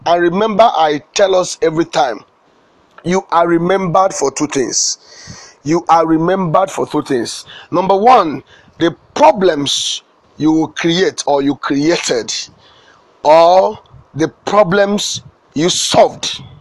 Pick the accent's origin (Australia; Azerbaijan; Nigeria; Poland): Nigeria; Ebonyi; also born or lived in Ohaozara; now in Lagos, Nigeria; I was born in Nigeria.